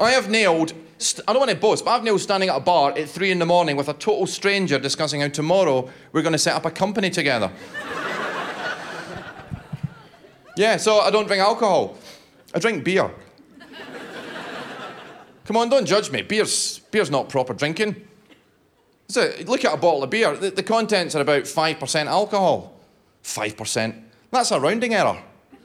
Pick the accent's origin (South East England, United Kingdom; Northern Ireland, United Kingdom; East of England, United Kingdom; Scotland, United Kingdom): Scotland, United Kingdom; I'm Scottish